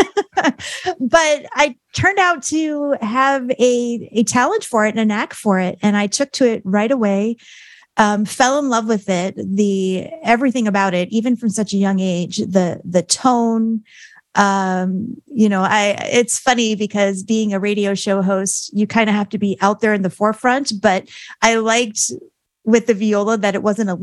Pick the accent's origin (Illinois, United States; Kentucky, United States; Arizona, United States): Arizona, United States; also born or lived in Staten Island, New York / Gilbert, Arizona; I call myself a native Arizonan because I moved here from Staten Island, New York when I was 5.